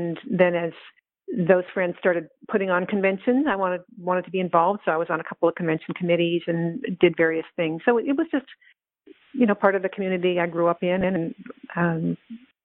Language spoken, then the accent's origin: English; the Bay Area, California, United States; It was a big part of our social life growing up in the Bay Area in the 1960s.